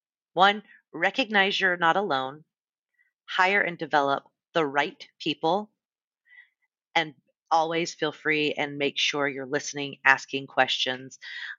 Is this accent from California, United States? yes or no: yes; San Diego, California, United States; also born or lived in Los Angeles; I was working in my hometown of San Diego